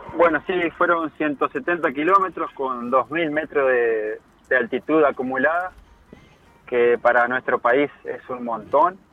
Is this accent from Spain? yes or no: no; Trinidad, Flores, Uruguay; now in Florida, Uruguay; en la ciudad de, Flores, donde yo nací